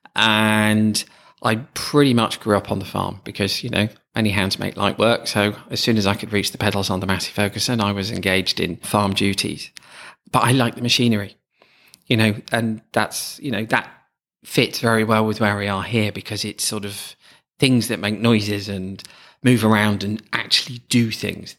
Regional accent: Stamford, East Midlands, United Kingdom; my hometown of Stamford

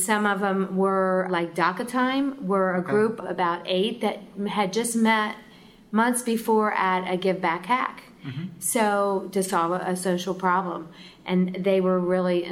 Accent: Columbus, Ohio, United States; now in Pickaway County, United States; I grew up in Columbus, but we actually live in Pickaway County

